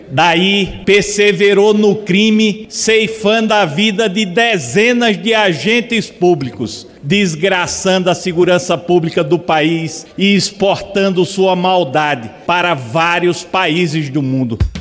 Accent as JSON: {"language": "Portuguese", "region": "Minas Gerais", "country": "Brazil", "said": "Eu sou de Minas"}